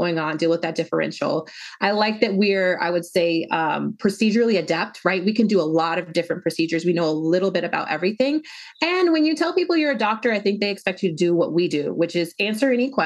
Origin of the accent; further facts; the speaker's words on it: Denver, Colorado, United States; I was born and raised in Denver, Colorado